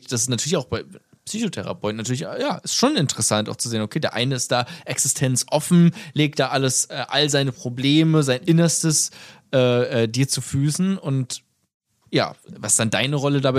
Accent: Germany; Wir sind beide Deutsche, ne? Schon mal gut.

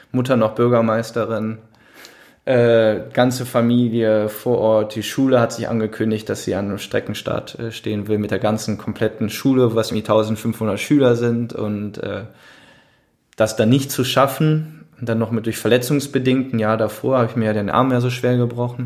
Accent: Düsseldorf, North Rhine-Westphalia, Germany; ich dann als Düsseldorfer

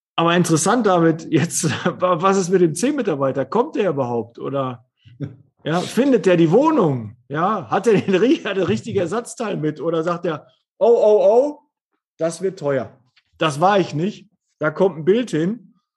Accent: Ruhr area, North Rhine-Westphalia, Germany; ich bin halt aus dem Ruhrpott

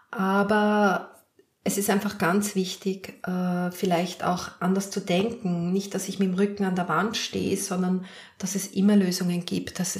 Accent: Lower Austria, Austria; Ich bin Hausfrau, ich bin Mutter, ich bin Polizistin, ich bin Dulnerin, ich bin Niederösterreicherin, ich bin, ich bin, ich bin.

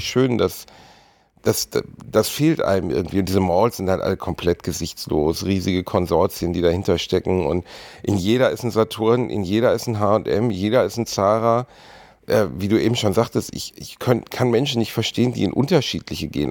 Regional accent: Gelsenkirchen, North Rhine-Westphalia, Germany; wo ich aufgewachsen bin zum Beispiel, Gelsenkirchen-Rothausen ist jetzt alles andere als ein, ein, schöner Ort gewesen

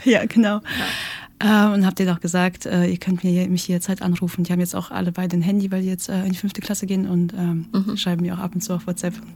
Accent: Russia; now in Germany; ich komme aus Russland

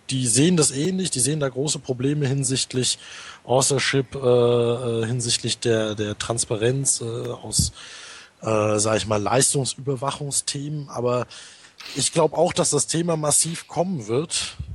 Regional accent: North Rhine-Westphalia, Germany; also ich komme ja aus dem Ruhrgebiet

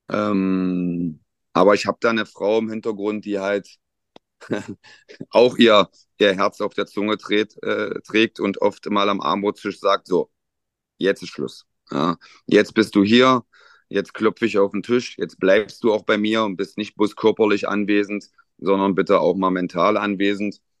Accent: Magdeburg, Saxony-Anhalt, Germany; dass zwei gebürtige Magdeburger halt in ihrer Heimatmannschaft dann auch in der Verantwortung stehen. Ja. Ähm, ich glaube, es gibt ganz wenige Trainer, die das noch in ihrer Geburtsstadt oder in ihrer Heimatstadt machen.

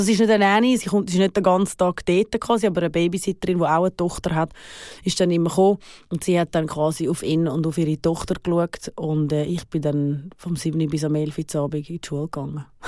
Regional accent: Switzerland; moved away as an adult; also born or lived in Los Angeles, United States / New York, United States

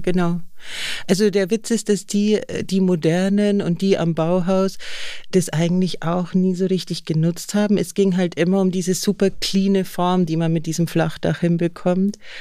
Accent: Bavaria, Germany; ich komme ja aus Bayern

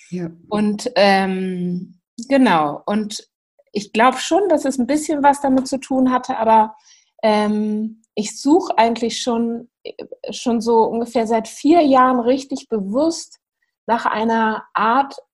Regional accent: Hamburg, Germany; ich bin aus Hamburg

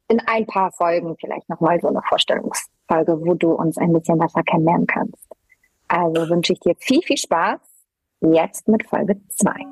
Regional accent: Germany; also born or lived in Poland; Geboren bin ich in Polen und lebe aber seit meinem vierten Lebensjahr in Deutschland.

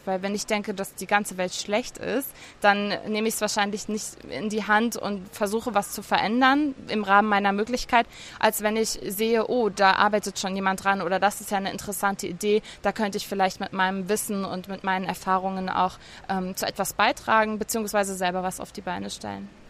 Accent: Germany; now in Lebanon; mich als Deutsche, die im Libanon lebt

